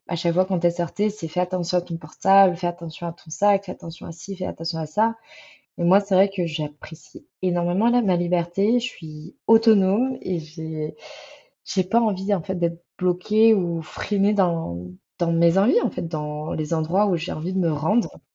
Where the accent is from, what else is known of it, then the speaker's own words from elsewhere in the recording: France; je viens de France